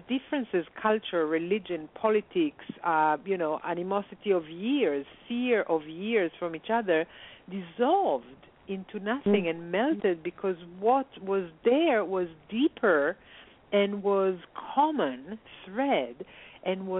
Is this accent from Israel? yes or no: yes; Israel; moved away as an adult; I grew up in Israel